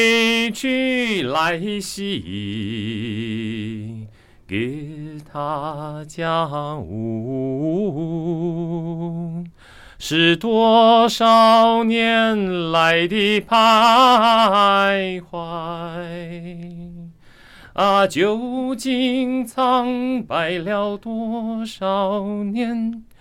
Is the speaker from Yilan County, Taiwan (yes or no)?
yes; Luodong, Yilan County, Taiwan; 我那我在罗东罗东圣母医院出生啊，所以我的那个身份证是 G 开头嘛。